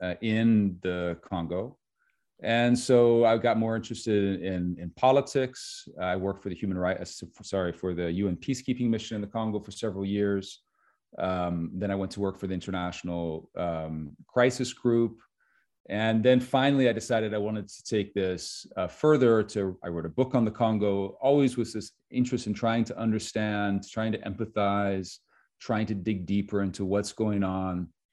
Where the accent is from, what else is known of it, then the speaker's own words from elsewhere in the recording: Switzerland; moved away; also born or lived in United States; So I am American, I guess, by citizenship, but I didn't really grow up in the United States. I was born in the United States and then moved to Switzerland at an early